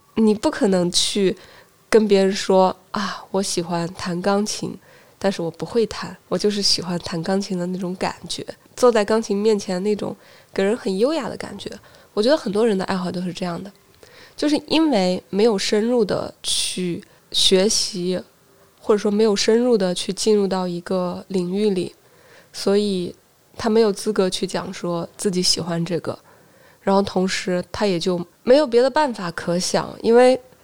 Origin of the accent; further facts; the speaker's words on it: Hubei, China; moved away as an adult; also born or lived in Wuhan; now in Shenzhen, China; 我在乡镇长到十二岁，然后去了县城 在县城成长到十七岁，然后去了武汉，在省会城市读的大学和研究生，最后来了深圳